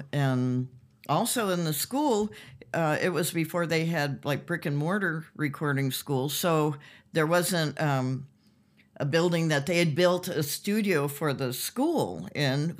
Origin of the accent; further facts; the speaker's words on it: Compton, California, United States; I grew up here in Los Angeles and, uh, in Compton, actually